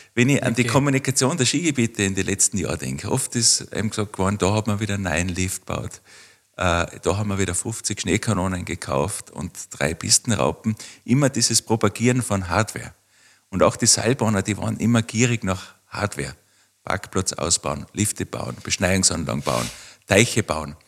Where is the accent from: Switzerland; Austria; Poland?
Austria; Waidring, Tyrol; da wo ich aufgewachsen bin, das ist Weidring im Bezirk Kitzbühel